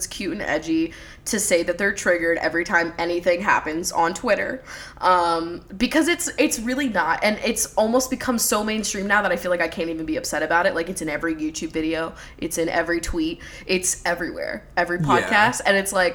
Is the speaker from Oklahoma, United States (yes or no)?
no; Levittown, Pennsylvania, United States; I grew up in Levittown, PA.